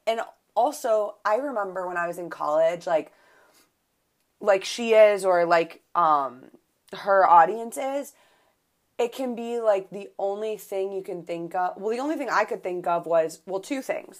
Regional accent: Buffalo, New York, United States; I'm from Buffalo, so we say pop

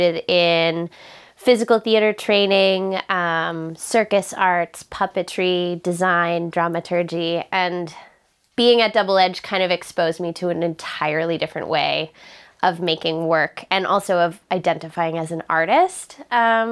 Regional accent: Charlottetown, Prince Edward Island, Canada; I'm from Charlottetown, Prince Edward Island

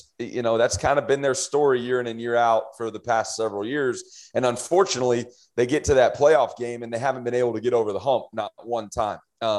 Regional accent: San Antonio, Texas, United States; UTSA, my hometown

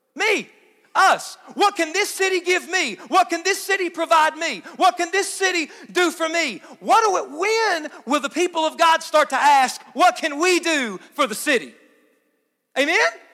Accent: Hazard, Kentucky, United States; you're not from here, where are you from? And you say Hazard

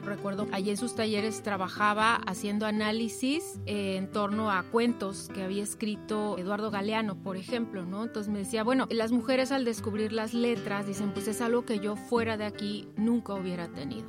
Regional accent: Yucatán, Mexico; Yo soy yucateca

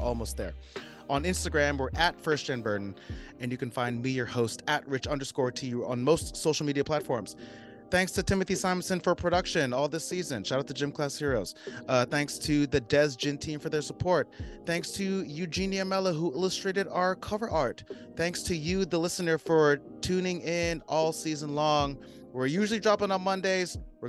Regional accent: Philippines; I'm really trying to hold it down, be louder about being Filipino and also owning it with pride

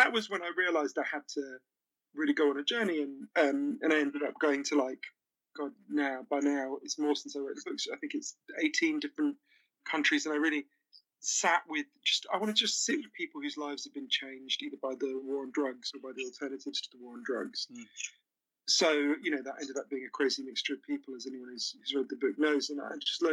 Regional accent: United Kingdom; also born or lived in Switzerland

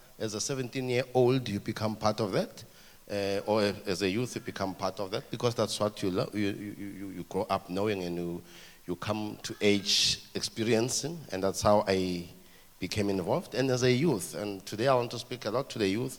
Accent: Ermelo, Mpumalanga, South Africa; I grew up in Ermelo. In Ermelo is in Mpumalanga, southeastern Transvaal.

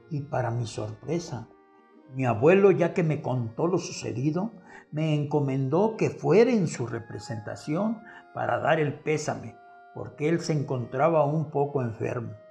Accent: Colima, Mexico; yo de la ciudad de Colima me regresaba a mi pueblo al que añoraba, ya que ahí se encontraban mis amigos de los años anteriores de mi escuela primaria rural federal, Agustín Melgar.

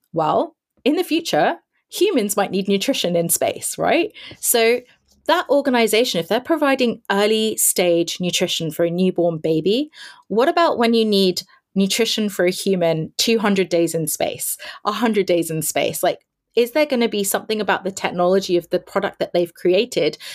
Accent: London, United Kingdom; I am born and raised in London. It's my hometown.

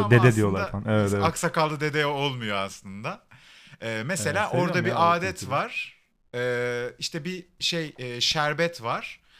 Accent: Black Sea Region, Turkey; Karadenizliyim ama Kastamonu dönerini tek geçerim.

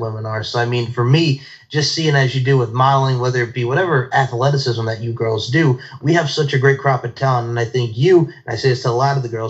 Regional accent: Islip Terrace, New York, United States; So I grew up Islip Terrace, New York, East Islip

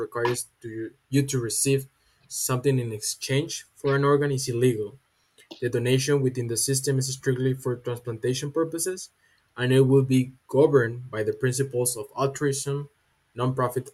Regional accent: Jalisco, Mexico; from Jalisco, Mexico, representing Universidad Panamericana.

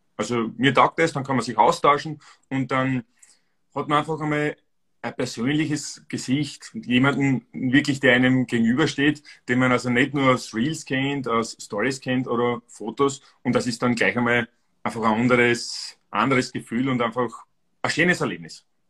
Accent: Styria, Austria; Ich bin aus Österreich, also ursprünglich aus der Steiermark

